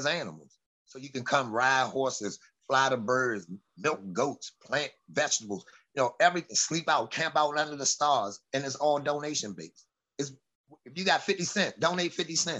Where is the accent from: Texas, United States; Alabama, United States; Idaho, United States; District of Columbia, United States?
District of Columbia, United States; Washington; Southeast DC